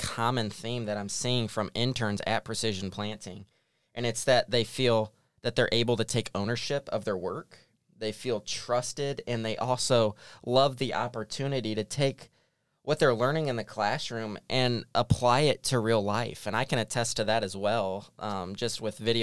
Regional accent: Tremont, Illinois, United States; also born or lived in Dallas, Texas; I was born and raised in Tremont, Illinois

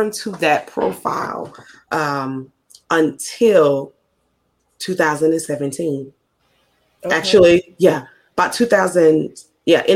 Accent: Mississippi, United States; accent: Southern; I'm Southern. I'm from Mississippi.

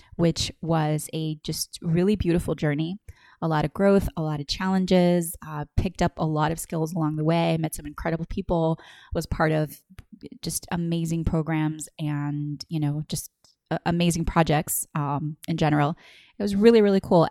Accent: Puerto Rico; moved away as an adult; also born or lived in Los Angeles; I was born in Puerto Rico, um, in nineteen eighty

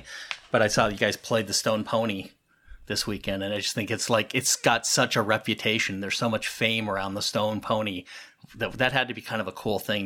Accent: Los Angeles, California, United States; I grew up in Southern California, the San Fernando Valley

